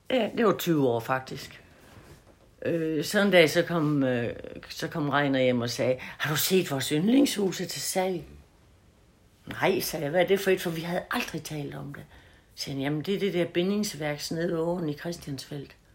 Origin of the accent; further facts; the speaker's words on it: Haderslev, Southern Denmark, Denmark; Dumme mig, jeg er vokset op ved Haderslev